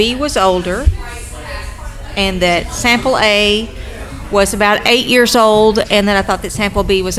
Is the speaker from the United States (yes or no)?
yes; Bowling Green, Kentucky, United States; I'm from Bowling Green.